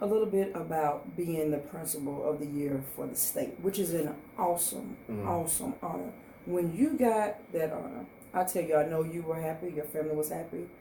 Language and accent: English; Monroe, Louisiana, United States; our lives growing up in Monroe City Schools, we are products of yes. the Monroe City School System